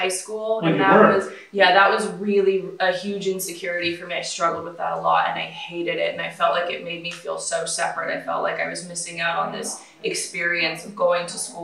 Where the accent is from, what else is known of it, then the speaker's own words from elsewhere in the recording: Anaheim, California, United States; I was born and raised here in Orange County.